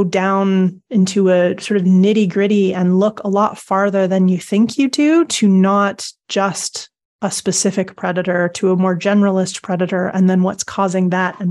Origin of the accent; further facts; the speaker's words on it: Canada; now in United Kingdom; I mean, I live in the UK now, but I grew up in Canada.